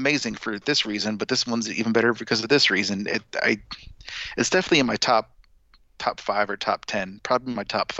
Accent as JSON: {"language": "English", "region": "New York", "country": "United States", "tie": "born or raised there", "said": "I was born in New York."}